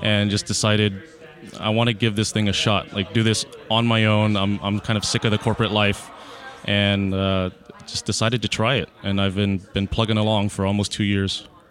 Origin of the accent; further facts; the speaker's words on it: Houston, Texas, United States; also born or lived in Austin, Texas; born and raised in Houston, Texas.